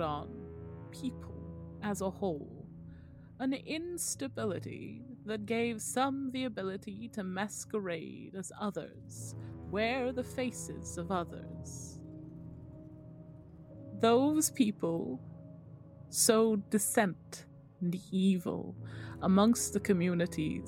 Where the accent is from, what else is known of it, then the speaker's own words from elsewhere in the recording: England, United Kingdom; we're English